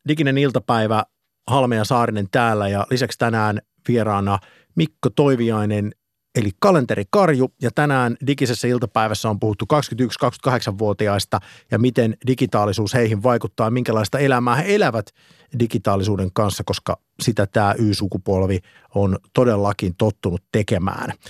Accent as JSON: {"language": "Finnish", "town": "Eura", "region": "Satakunta", "country": "Finland", "said": "minä olen Eurasta"}